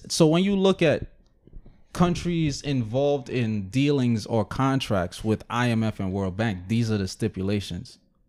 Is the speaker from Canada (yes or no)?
no; Jamaica; So now, as a Jamaican, you're looking at it as like it's our Jamaicans that's fucking it up.